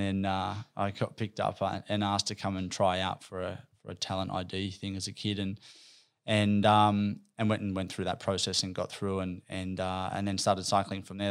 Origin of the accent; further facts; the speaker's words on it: Campbelltown, New South Wales, Australia; I'm a kid from out west, from Campbelltown. I grew up out there